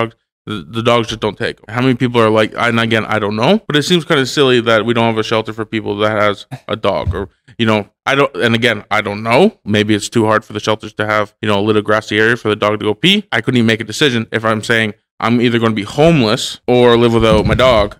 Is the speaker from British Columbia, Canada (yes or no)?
no; Hamilton, Ontario, Canada; I grew up near Gage Park.